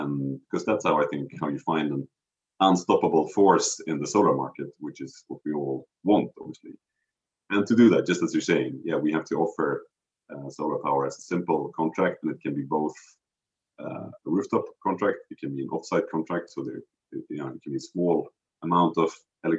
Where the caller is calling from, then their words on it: Stockholm, Stockholm County, Sweden; also born or lived in Cambridge; I'm calling you from Stockholm, which is where I'm based and live these days.